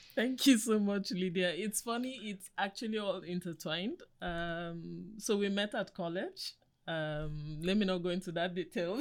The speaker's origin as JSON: {"language": "English", "country": "Nigeria", "tie": "born or raised there", "said": "I'm an African woman. I grew up in Africa"}